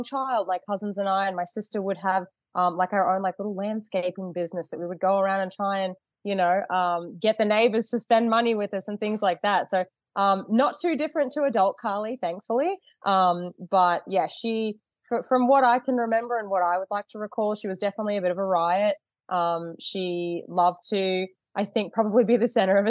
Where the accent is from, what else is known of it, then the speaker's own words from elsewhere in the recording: Australia; moved away as an adult; now in Michigan, United States; Living back in Australia, obviously you can tell I'm Australian.